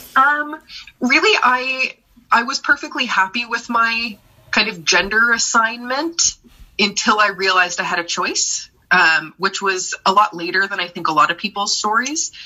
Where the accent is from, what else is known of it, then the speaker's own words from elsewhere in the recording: Brampton, Ontario, Canada; moved away as an adult; also born or lived in Toronto; now in Vancouver, Canada; I uh, grew up in southern Ontario, specifically Brampton, outside of Toronto